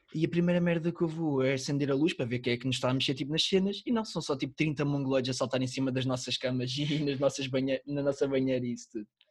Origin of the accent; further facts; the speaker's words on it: the North, Northern Portugal, Portugal; eu nasci no Norte